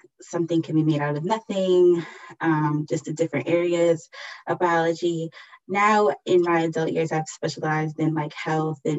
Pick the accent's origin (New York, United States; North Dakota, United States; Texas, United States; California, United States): New York, United States; New York City; from the Bronx, born and raised